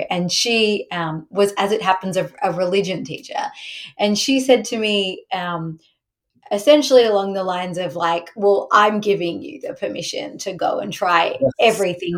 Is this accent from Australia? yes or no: yes; Australia; moved away; so I grew up in Australia